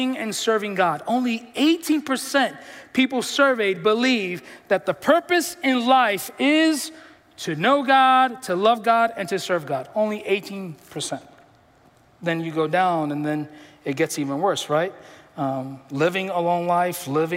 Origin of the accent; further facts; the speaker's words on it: New York City, New York, United States; I'm from the Bronx